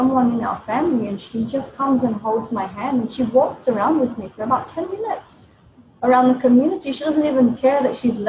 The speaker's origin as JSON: {"language": "English", "town": "Sydney", "region": "New South Wales", "country": "Australia", "tie": "born or raised there", "also_born_or_lived": "Blue Mountains, New South Wales", "moved": "as an adult", "lives_now": "Cambodia", "said": "we were both born and raised in Australia"}